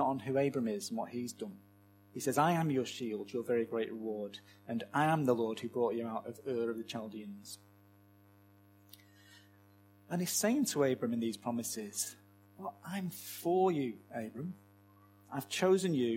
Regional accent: Manchester, North West England, United Kingdom; set in my hometown of Manchester

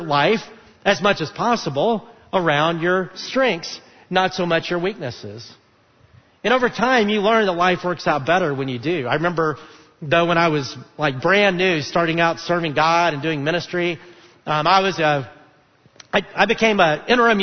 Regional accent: Alabama, United States; moved away; I grew up in Alabama

